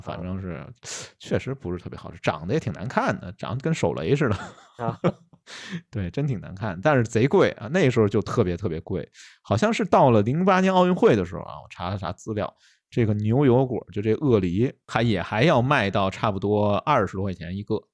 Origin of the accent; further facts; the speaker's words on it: Beijing, China; accent: Beijing dialect; 用咱们北京话说